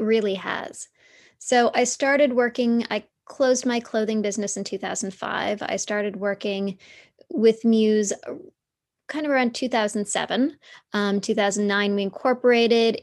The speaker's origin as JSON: {"language": "English", "town": "Toronto", "region": "Ontario", "country": "Canada", "tie": "born or raised there", "said": "So I grew up in downtown Toronto."}